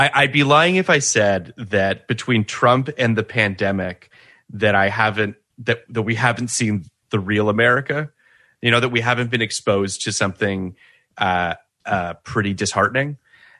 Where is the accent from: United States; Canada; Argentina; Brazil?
Canada; as a Canadian